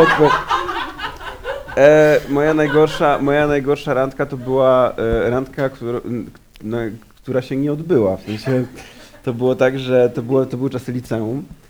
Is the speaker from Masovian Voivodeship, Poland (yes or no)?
yes; Warsaw, Masovian Voivodeship, Poland; jestem warszawiakiem